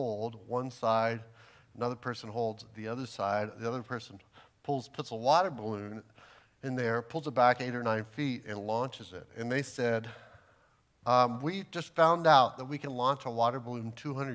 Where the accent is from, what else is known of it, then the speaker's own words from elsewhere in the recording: Texas, United States; I'm from Texas